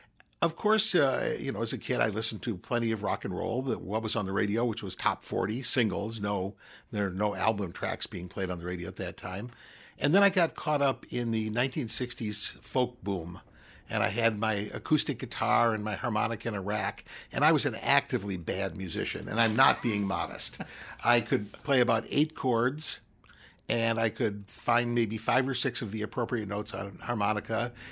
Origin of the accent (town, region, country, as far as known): Cincinnati, Ohio, United States; born or raised there; moved away as an adult; also born or lived in Ann Arbor, Michigan / Grand Rapids, Michigan / Appleton, Wisconsin